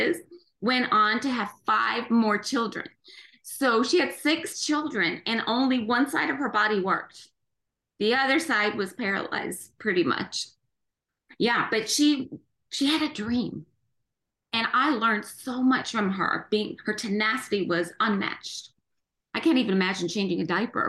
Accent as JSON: {"language": "English", "town": "Cork", "region": "Munster", "country": "Ireland", "tie": "born or raised there", "moved": "as an adult", "lives_now": "United States", "said": "I was born in Cork City"}